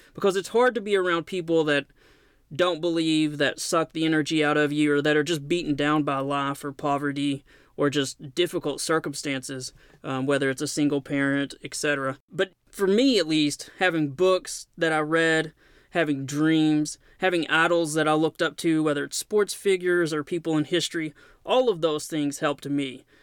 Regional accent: Knoxville, Tennessee, United States

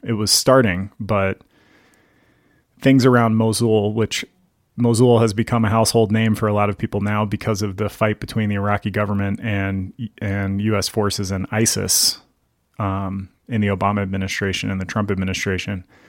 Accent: Gaithersburg, Virginia, United States; moved away as an adult; also born or lived in central Pennsylvania; now in Livingston, United States; I grew up in the suburbs of Washington, D C, in a place called Gaithersburg

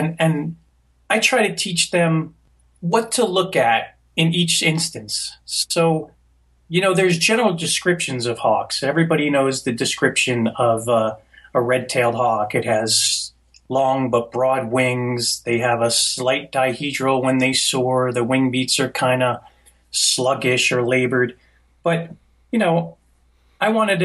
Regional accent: New Jersey, United States; I grew up in New Jersey

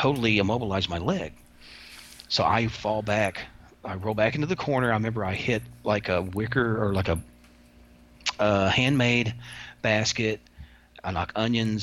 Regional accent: Kentucky, United States; I'm from Kentucky

